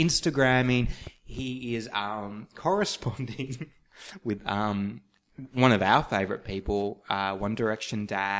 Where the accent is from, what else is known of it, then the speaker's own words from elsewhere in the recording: St George, Queensland, Australia; I'm from St. George.